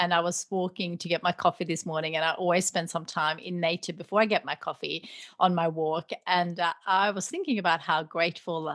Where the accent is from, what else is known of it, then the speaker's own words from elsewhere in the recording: Sweden; moved away as an adult; now in Australia; I grew up in Sweden